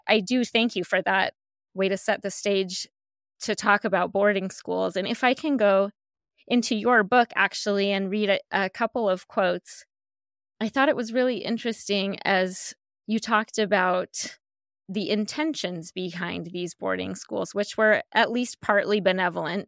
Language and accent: English; Colorado, United States; moved away as an adult; also born or lived in Northern California; I grew up in Colorado